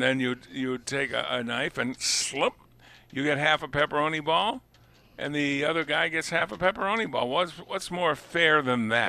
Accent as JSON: {"language": "English", "region": "Massachusetts", "country": "United States", "tie": "born or raised there", "moved": "as an adult", "said": "I was born and raised in Massachusetts. Spent up to the age of let's see, 21 uh, before I left Massachusetts"}